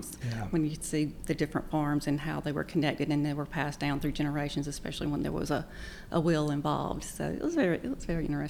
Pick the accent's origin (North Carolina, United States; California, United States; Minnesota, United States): North Carolina, United States; born or raised there